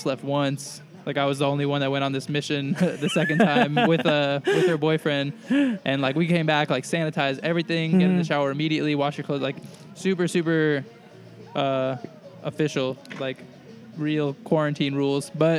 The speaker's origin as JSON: {"language": "English", "region": "New York", "country": "United States", "also_born_or_lived": "Boston", "moved": "as an adult", "lives_now": "California, United States", "said": "I'm from New York, and so I've got a bunch of friends there"}